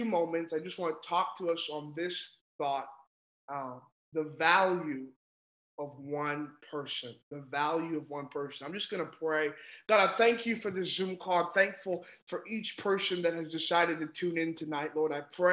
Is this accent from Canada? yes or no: yes; Ontario, Canada; I'm from Ontario in Canada.